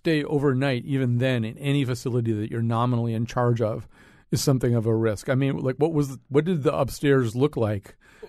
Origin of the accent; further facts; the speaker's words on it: Connecticut, United States; being a person of a certain age and growing up in Connecticut